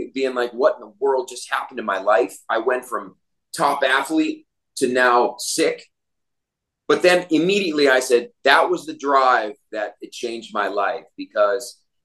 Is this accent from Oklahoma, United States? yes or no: no; Naples, Florida, United States; moved away as an adult; also born or lived in Atlanta; now in Costa Rica; I'm here in Naples, where I grew up here in Naples, Florida.